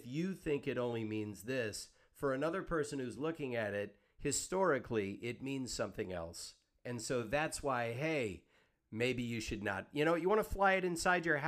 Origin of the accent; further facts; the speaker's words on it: Deep South, United States; now in Los Angeles, United States; I grew up in the Deep South